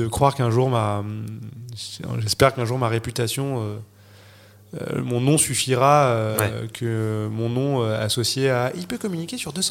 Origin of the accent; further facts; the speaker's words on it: Noirmoutier, Pays de la Loire, France; moved away; also born or lived in Paris; J'ai grandi à Noirmoutier, moi j'allais en vélo à l'école, j'avais un jardin